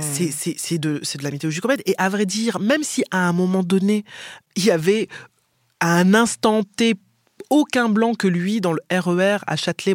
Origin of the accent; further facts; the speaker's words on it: Martinique; moved away; Je viens des Antilles